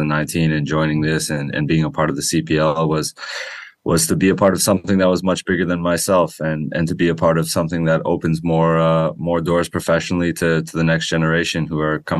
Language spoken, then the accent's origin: English; Oakville, Ontario, Canada; growing up in Oakville in the GTA